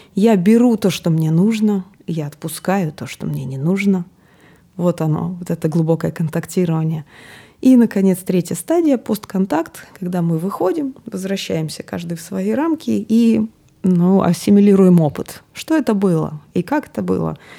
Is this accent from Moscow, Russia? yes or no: no; Akademgorodok, Novosibirsk Oblast, Russia; я из Академградка